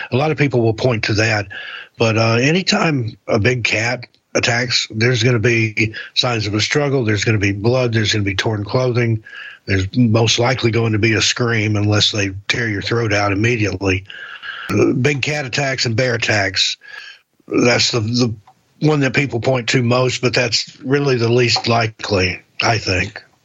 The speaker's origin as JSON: {"language": "English", "region": "East Tennessee", "country": "United States", "moved": "yes", "lives_now": "Portland, United States", "said": "I'm originally from East Tennessee, and anywhere I've ever traveled, once they found out I was from Tennessee"}